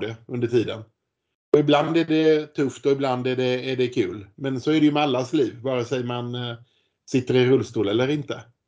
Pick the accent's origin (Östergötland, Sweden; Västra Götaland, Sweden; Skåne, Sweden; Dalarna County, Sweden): Västra Götaland, Sweden; Gothenburg; jag kommer från Göteborg och bor kvar i Göteborg med min familj